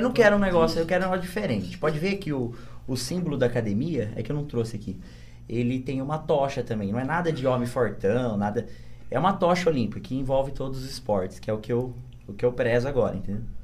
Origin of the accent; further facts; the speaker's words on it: Bariri, São Paulo, Brazil; Eu vim pra cá pequeno e aí eu cresci aqui. Mas eu na, sou nascido em São Paulo. Sou paulista aqui, baririense.